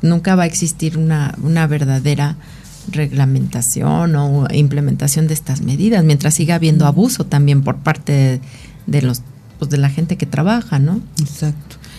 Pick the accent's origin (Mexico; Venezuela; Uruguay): Mexico; nuestra mentalidad como mexicanos no es así